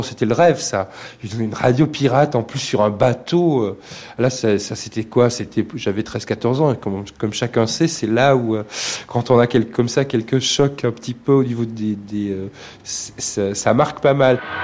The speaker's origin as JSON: {"language": "French", "town": "Bordeaux", "region": "Nouvelle-Aquitaine", "country": "France", "tie": "born or raised there", "said": "je suis bordelais, donc euh, euh, du fin fond de Bordeaux"}